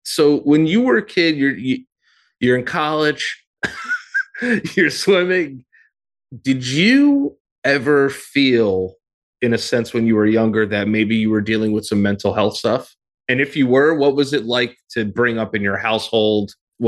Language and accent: English; New York, United States; born there; I was born in America. I was born in New York.